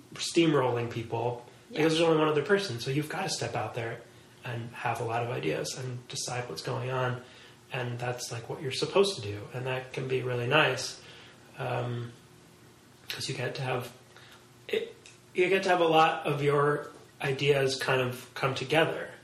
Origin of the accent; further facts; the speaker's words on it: New York City, New York, United States; growing up in Manhattan, I think is a is a kind of a weird experience